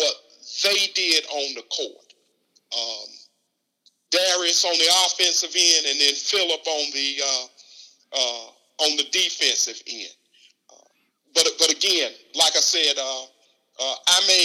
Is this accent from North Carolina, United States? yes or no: yes; Southern Pines, North Carolina, United States; growing up in Southern Pines